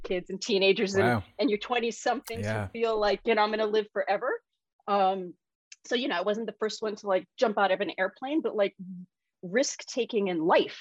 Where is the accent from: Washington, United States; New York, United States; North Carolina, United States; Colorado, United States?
New York, United States; New York City; I grew up in New York City